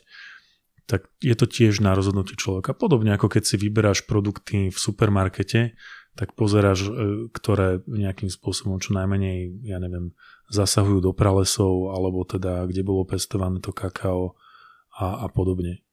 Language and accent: Slovak; Považská Bystrica, Trenčín Region, Slovakia; som z Považskej. z Považskej Bystrice, respektíve z Doliny e, pri Považskej Bystrici.